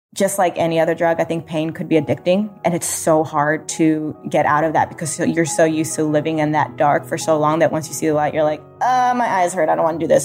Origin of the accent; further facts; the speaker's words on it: United States; being a first generation American